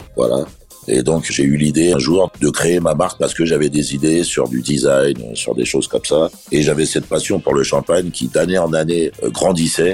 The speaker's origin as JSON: {"language": "French", "town": "Paris", "region": "Île-de-France", "country": "France", "tie": "born or raised there", "said": "je suis né à Paris"}